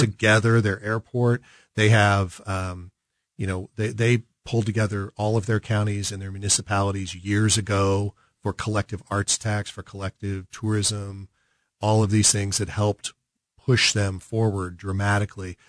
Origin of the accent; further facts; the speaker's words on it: Kansas City, Missouri, United States; I grew up in South Kansas City, K C M O, but South Kansas City